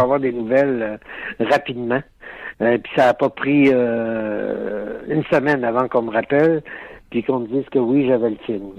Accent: Alma, Quebec, Canada; je viens d'Alma Lac-Saint-Jean

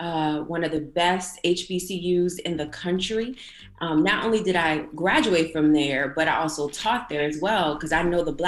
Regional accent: Petersburg, Virginia, United States; I was born and raised in Petersburg, Virginia. It used to be an affluent and well-to-do African-American community

